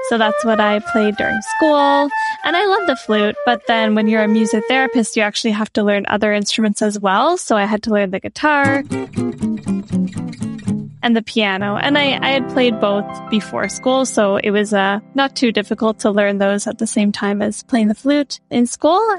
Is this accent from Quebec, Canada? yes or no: no; Prince Edward Island, Canada; also born or lived in Nova Scotia; now in Toronto, Canada; I grew up on Prince Edward Island on the east coast of Canada. I went to school in Nova Scotia and I've been in Toronto for the past four years